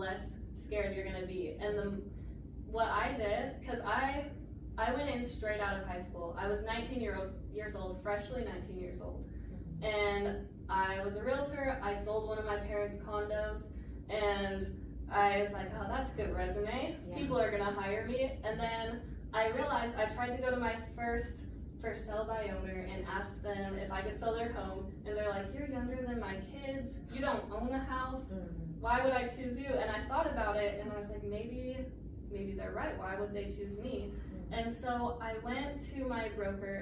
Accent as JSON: {"language": "English", "town": "North Ogden", "region": "Utah", "country": "United States", "tie": "born or raised there", "also_born_or_lived": "Salt Lake County", "said": "I grew up in North Ogden"}